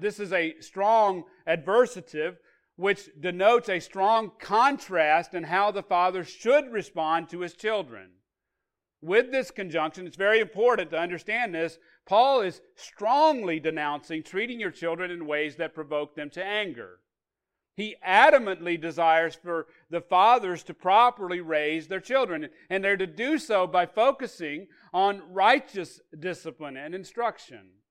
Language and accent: English; Arkansas, United States; I grew up in Arkansas